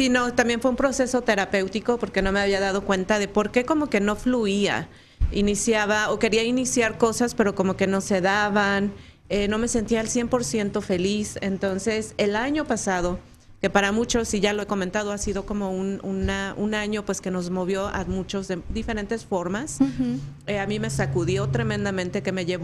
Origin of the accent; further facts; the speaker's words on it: Mexico City, Mexico; moved away as an adult; also born or lived in Guadalajara; now in Phoenix, United States; de la Ciudad de México.